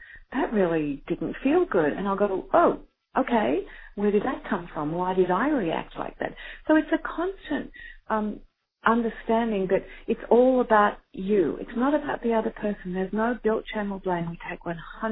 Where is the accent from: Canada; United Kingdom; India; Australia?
Australia; I am Australian